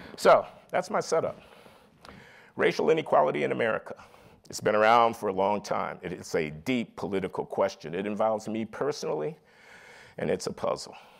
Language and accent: English; Chicago, Illinois, United States; moved away as an adult; I grew up in Chicago in the 1950s and 60s in a working class family